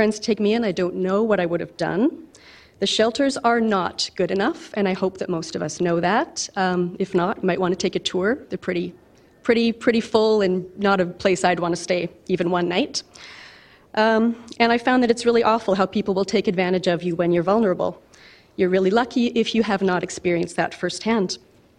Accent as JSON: {"language": "English", "town": "Calgary", "region": "Alberta", "country": "Canada", "tie": "born or raised there", "said": "This is my hometown"}